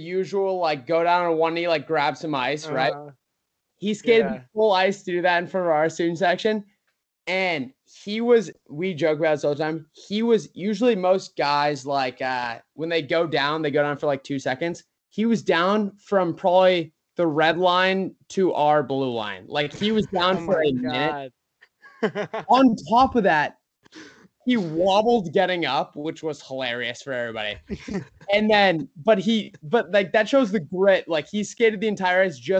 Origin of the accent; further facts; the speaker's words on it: Maine, United States; I grew up in Maine